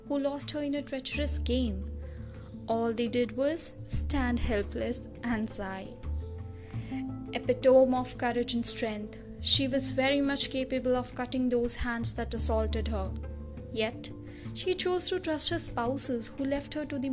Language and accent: English; New Delhi, Delhi, India; I hail from New Delhi